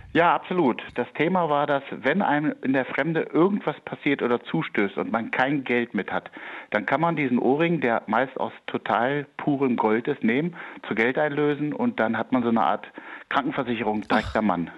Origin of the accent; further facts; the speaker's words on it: Wolfsburg, Lower Saxony, Germany; ich habe meine Heimat schätzen gelernt und ich bin total gerne in Wolfsburg und ich bin gerne nach Hause gekommen.